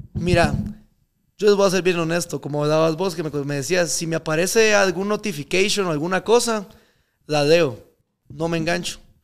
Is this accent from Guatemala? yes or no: yes; Guatemala; moved away; also born or lived in Miami; yo, aunque viva afuera y lo que sea, yo soy de Guate.